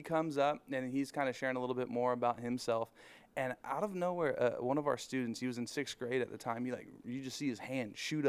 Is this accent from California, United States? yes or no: yes; Norco, California, United States; Well, I am from Norco.